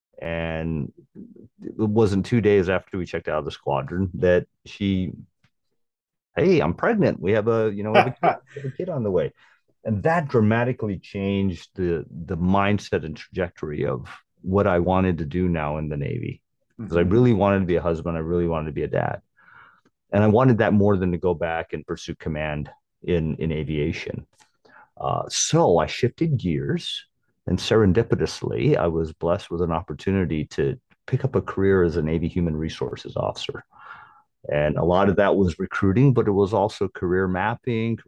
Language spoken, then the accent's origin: English; Guam; moved away; I was born and raised in Guam